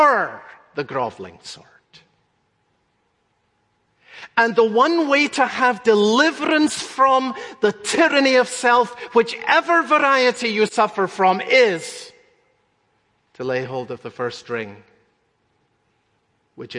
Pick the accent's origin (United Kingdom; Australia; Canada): United Kingdom; Scotland; When I was growing up in Scotland